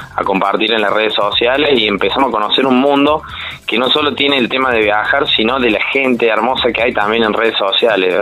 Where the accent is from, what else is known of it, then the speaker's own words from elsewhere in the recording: Córdoba, Argentina; como buen cordobés bastante sociable